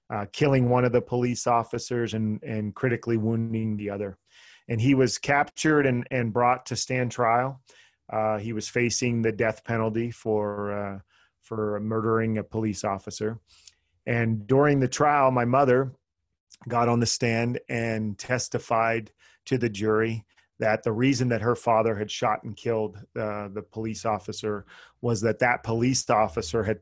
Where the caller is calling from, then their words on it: Las Vegas, Nevada, United States; Las Vegas, Nevada.